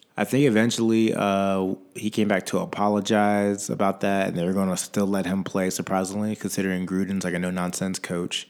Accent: Virginia, United States; I'm from Virginia

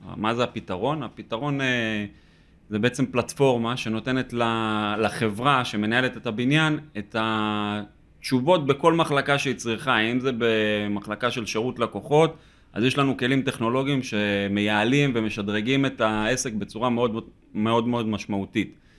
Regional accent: Northern District, Israel; moved away; אנחנו במקור מהצפון, מיישוב קהילתי

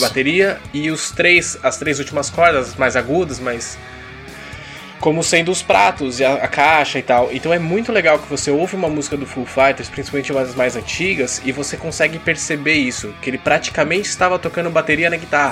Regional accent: Brazil; Nós três aqui crescemos nos anos 90 no Brasil

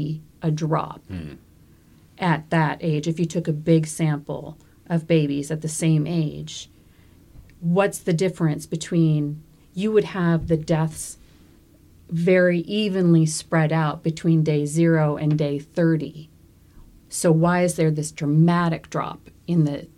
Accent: Minneapolis, Minnesota, United States; now in Maine, United States; I'm from Minnesota. I'm from the real city, Minneapolis

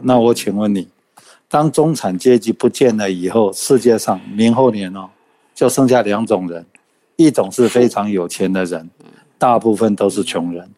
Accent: Taiwan; 我们台湾人

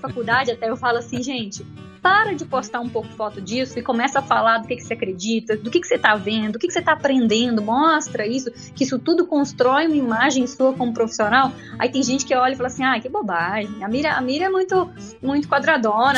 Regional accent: Barra Longa, Minas Gerais, Brazil; also born or lived in Viçosa; Eu fui, eu fui criada na roça. Quando eu falo que eu sou de Barra Longa, que tem 6.500 habitantes, na verdade eu, eu, fui criada na roça mesmo.

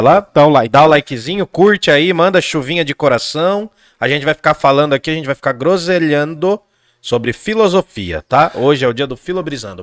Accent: Jundiaí, São Paulo, Brazil; nasci em Jundiaí

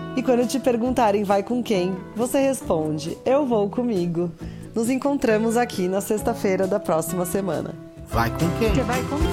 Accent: Brazil; pra gente aqui do Brasil

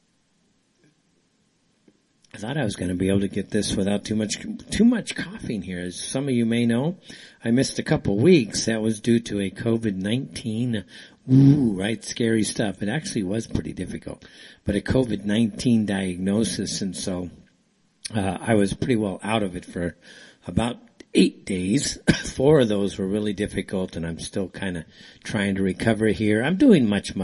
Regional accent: United States; now in Saudi Arabia; I'm from the States

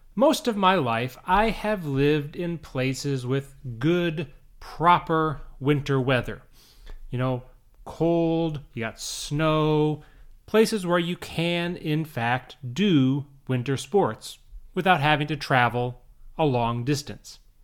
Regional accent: Minnesota, Chicago area, northern Illinois, United States; moved away; also born or lived in Saitama, Japan; I grew up in Minnesota, I grew up in the Chicago area in northern Illinois

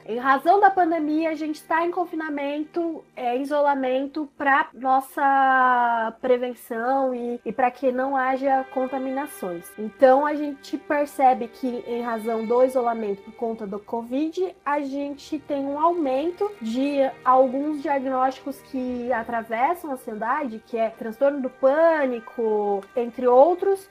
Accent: Sorocaba, São Paulo, Brazil; eu sou de Sorocaba

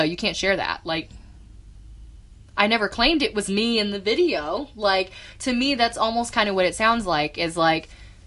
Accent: United States; me as an American

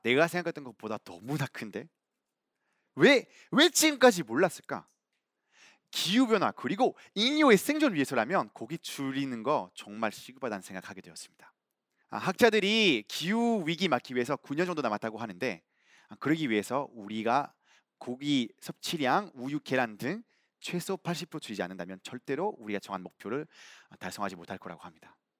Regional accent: Belgium; Korean is a second language; now in South Korea; 저는 벨기에에서 온

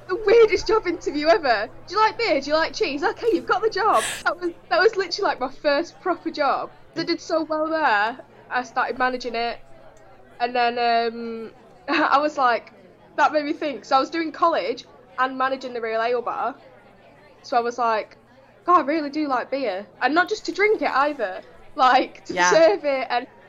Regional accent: Blackpool, North West England, United Kingdom; now in Bolsover, United Kingdom; I'm 19 and I'm from Blackpool in England. And now I live in Bolsover

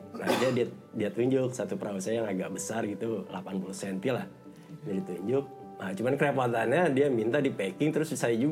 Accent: India; Indonesian is a second language; now in Indonesia; Uh, India. Orang

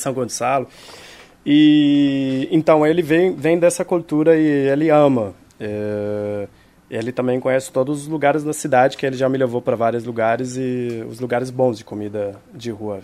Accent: Israel; Portuguese is a second language; now in Rio de Janeiro, Brazil; Eu nasci em Israel

